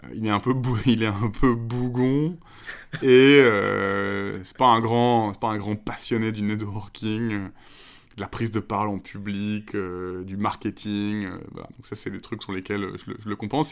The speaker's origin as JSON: {"language": "French", "town": "La Rochelle", "region": "Nouvelle-Aquitaine", "country": "France", "tie": "born or raised there", "said": "j'ai grandi en plus à La Rochelle"}